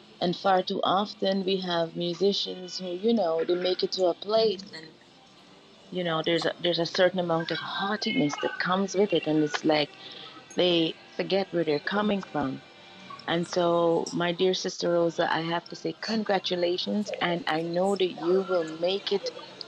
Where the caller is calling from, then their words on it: Canada; I am in Canada at the moment